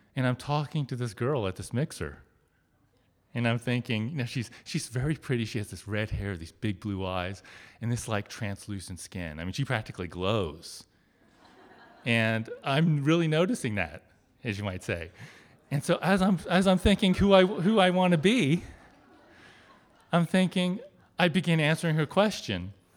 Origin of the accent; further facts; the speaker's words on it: suburb outside of Cincinnati, Ohio, United States; It's just this little suburb town outside of Cincinnati. And, I mean, it's my hometown. I grew up there. I spent my whole life there.